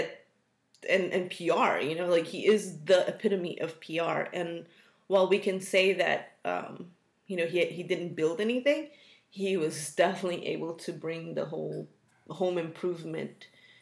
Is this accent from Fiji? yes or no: no; United States; As a Latino American